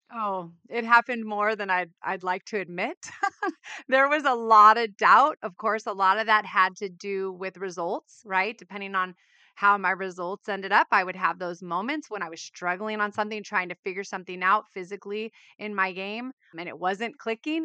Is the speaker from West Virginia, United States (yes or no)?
no; Southern California, United States; I grew up in Southern California, firstborn